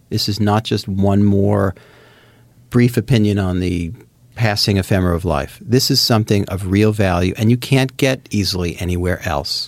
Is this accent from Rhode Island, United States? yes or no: no; New Jersey, United States; I grew up in Jersey